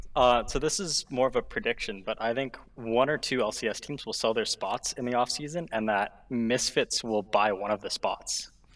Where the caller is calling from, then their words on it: Ontario, Canada; I am calling from Ontario, Canada